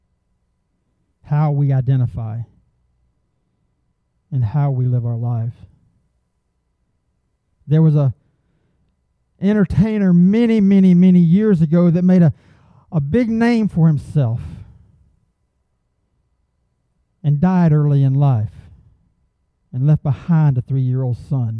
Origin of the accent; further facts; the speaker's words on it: Augusta, Georgia, United States; I come from the Augusta area